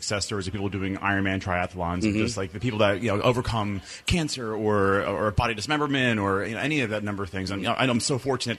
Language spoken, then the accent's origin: English; Cherry Hill, New Jersey, United States; now in Delran, United States; I am born and raised in Cherry Hill. I live in Delran, New Jersey.